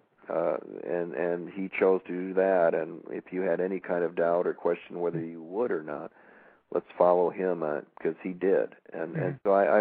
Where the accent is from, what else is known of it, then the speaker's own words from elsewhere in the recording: Michigan, United States; I'm from Michigan